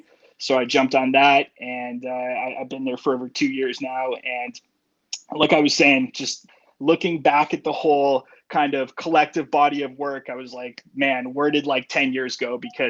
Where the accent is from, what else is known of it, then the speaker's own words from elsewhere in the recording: Toronto, Ontario, Canada; I born and raised in Toronto, I've always been a big city guy.